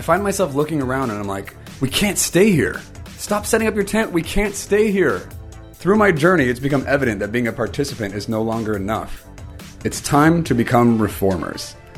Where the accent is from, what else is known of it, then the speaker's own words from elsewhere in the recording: Guam; moved away; I grew up in Guam